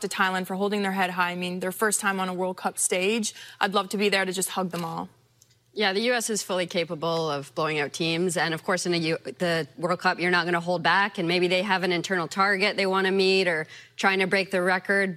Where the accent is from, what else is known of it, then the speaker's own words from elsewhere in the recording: Canada; as a Canadian